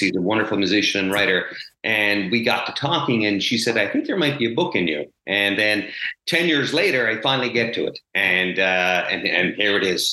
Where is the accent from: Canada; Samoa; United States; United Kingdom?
Canada; Petty Harbour, Newfoundland and Labrador; I grew up in the 70s and 80s in this small fishing community. Petty Harbor, Newfoundland is my hometown.